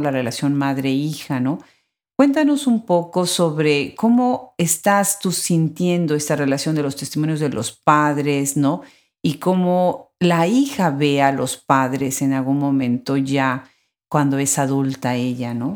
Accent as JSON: {"language": "Spanish", "country": "Mexico", "said": "yo como mexicana"}